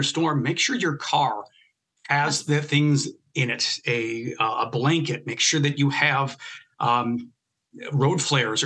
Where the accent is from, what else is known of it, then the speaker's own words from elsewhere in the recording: Michigan, United States; growing up in Michigan